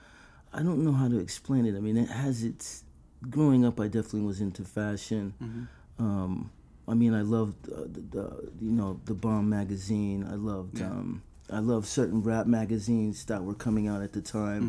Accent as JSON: {"language": "English", "region": "Utah", "country": "United States", "tie": "born or raised there", "moved": "as an adult", "lives_now": "New York City, United States", "said": "Yeah, I grew up in Utah"}